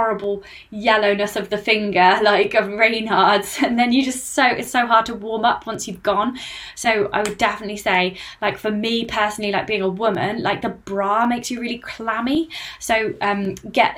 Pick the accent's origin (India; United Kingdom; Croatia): United Kingdom; I'm British